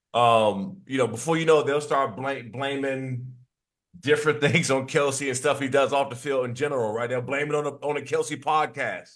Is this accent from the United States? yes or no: yes; East Coast, United States; moved away as an adult; I'm from the East Coast